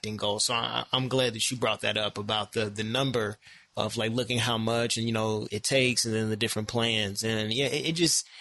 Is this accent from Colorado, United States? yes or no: no; Decatur, Illinois, United States; now in Chicago, United States; I'm from Decatur, Illinois. It's a very small town.